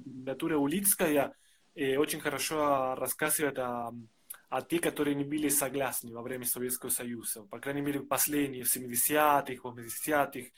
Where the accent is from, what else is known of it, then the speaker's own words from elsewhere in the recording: Argentina; Russian is a second language; now in Russia; Я из Аргентины.